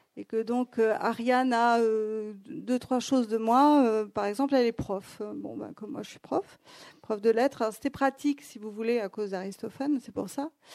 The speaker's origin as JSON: {"language": "French", "town": "Athens", "region": "Attica", "country": "Greece", "tie": "born or raised there", "also_born_or_lived": "Paris", "moved": "yes", "said": "quand j'ai grandi à Athènes"}